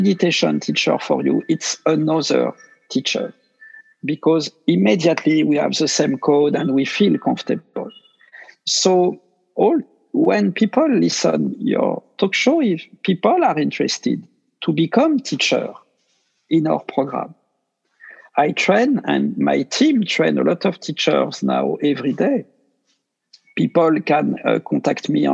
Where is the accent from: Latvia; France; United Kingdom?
France; accent: French; English is a second language; I speak with my French accent